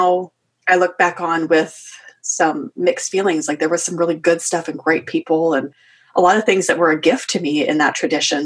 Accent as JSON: {"language": "English", "region": "Western Canada", "country": "Canada", "tie": "born or raised there", "said": "I am Canadian, grew up in Western Canada"}